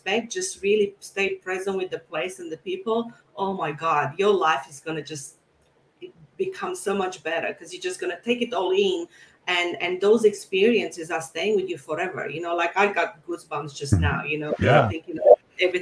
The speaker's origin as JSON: {"language": "English", "region": "Bucharest", "country": "Romania", "tie": "born or raised there", "also_born_or_lived": "Florida, United States", "moved": "as an adult", "lives_now": "Sydney, Australia", "said": "I was born and raised in Romania"}